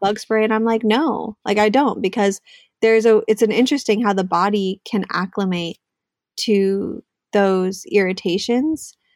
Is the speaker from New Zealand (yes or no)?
no; Southern California, United States; moved away as an adult; also born or lived in New York City, United States; now in Northern California, United States; I grew up in SoCal, Southern California. Um, I grew up in the suburbs